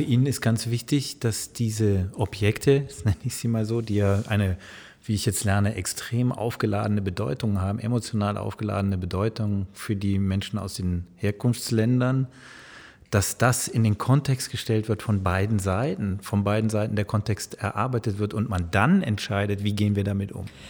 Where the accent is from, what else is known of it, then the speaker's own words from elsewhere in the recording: Sankt Augustin, North Rhine-Westphalia, Germany; moved away; ich bin in der Nähe von Bonn groß geworden, in St. Augustin